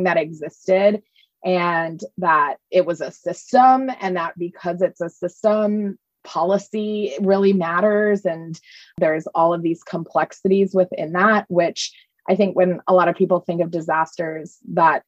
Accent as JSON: {"language": "English", "region": "East Coast", "country": "United States", "tie": "born or raised there", "also_born_or_lived": "New Orleans", "moved": "as an adult", "said": "I grew up on the East Coast"}